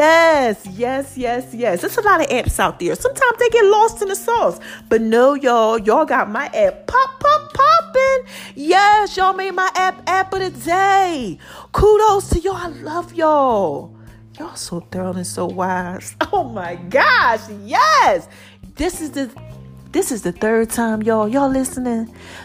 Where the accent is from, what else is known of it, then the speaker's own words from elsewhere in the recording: Philadelphia, Pennsylvania, United States; Like Philly. Y'all really be supporting. Okay. I love y'all. My hometown.